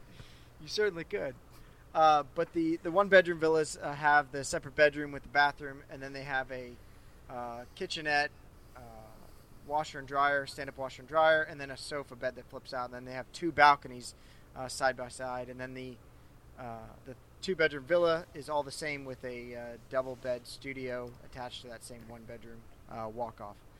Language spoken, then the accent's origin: English; St. Louis, Missouri, United States; moved away; my hometown, St. Louis